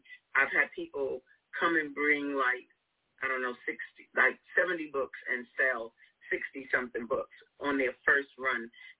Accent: New York, United States; accent: New York; now in Chicago, United States; I'm from New York, so you hear my accent.

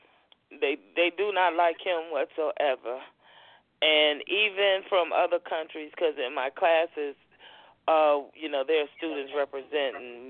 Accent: Chicago, Illinois, United States; moved away as an adult; now in Brussels, Belgium; where are you from? And I always say, Chicago

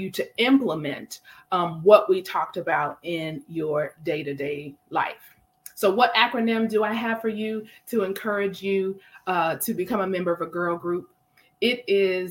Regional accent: Milwaukee, Wisconsin, United States; I have my girls from Milwaukee, my hometown

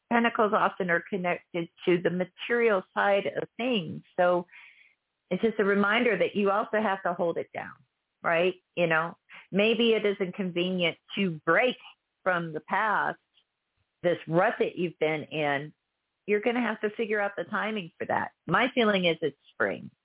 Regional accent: Texas, United States; fellow Texan

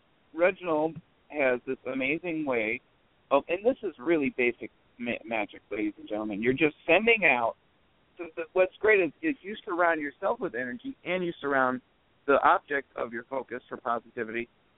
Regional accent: Cleveland Heights, Ohio, United States; also born or lived in Mayfield, Ohio; Guess where I grew up. Where? Cleveland Heights.

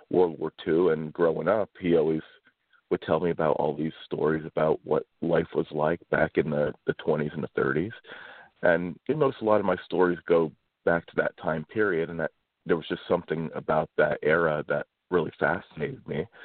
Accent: Kulpmont, Pennsylvania, United States; I grew up in Kulpmont and went to high school at Mount Carmel and the area is um, pretty economically depressed

